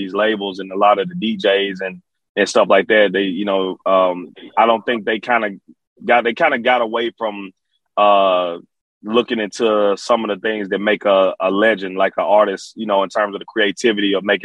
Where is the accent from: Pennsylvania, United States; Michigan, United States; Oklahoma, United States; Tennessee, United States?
Tennessee, United States; Memphis; also born or lived in Alexandria, Virginia; I'm from Memphis, Tennessee. I'm from Memphis. I was raised in Memphis. I was born in Alexandria, Virginia, and I grew up in Memphis